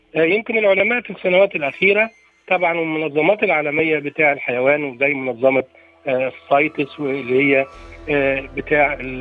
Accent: Egypt; احنا عندنا في مصر

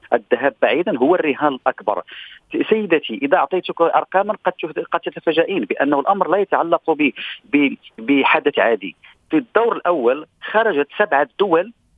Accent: Morocco; الينا كمغاربه

